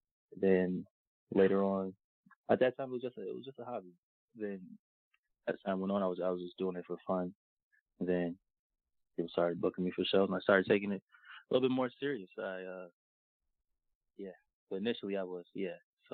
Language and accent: English; Atlanta, Georgia, United States; I'm from Atlanta.